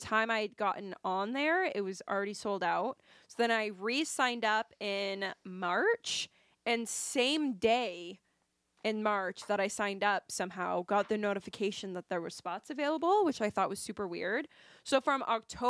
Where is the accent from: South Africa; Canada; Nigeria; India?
Canada; we are Canadian